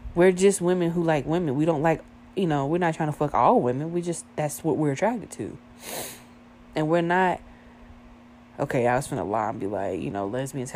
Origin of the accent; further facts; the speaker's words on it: the South, United States; I was born and raised in the South, bro. Born and raised in the South